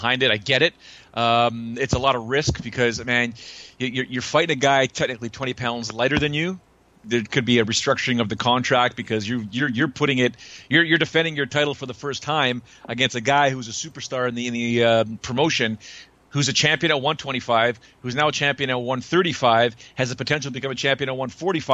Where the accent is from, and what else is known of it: Canada